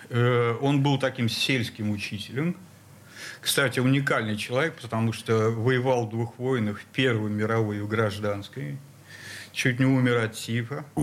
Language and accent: Russian; Saint Petersburg, Russia; Я родился на Жуковского. Жуковского – Центр города. 24, да. Учился в 171 школе